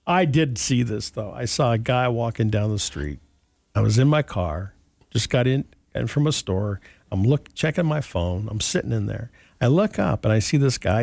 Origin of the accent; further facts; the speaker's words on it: Montana, United States; growing up in Montana, we had magpies